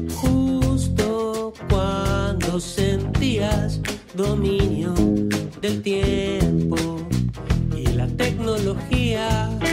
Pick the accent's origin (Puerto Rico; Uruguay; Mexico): Uruguay; accent: Uruguayan; mi acento de, de, uruguayo trucho